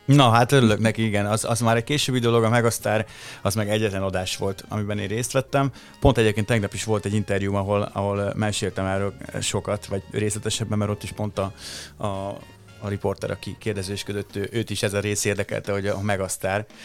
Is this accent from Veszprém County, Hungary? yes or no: no; Lajosmizse, Bács-Kiskun, Hungary; ott Lajos Mizsén, ahol felnőttem